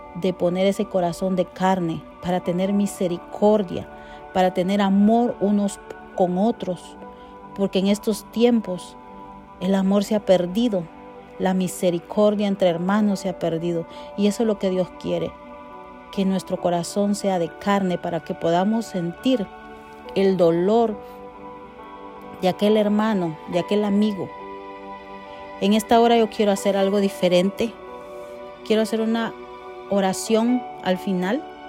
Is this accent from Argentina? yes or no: no; Guatemala; como decimos en mi país, Guatemala